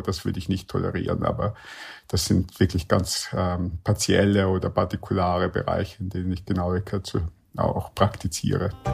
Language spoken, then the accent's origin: German; Vienna, Austria; ich komme ja aus Wien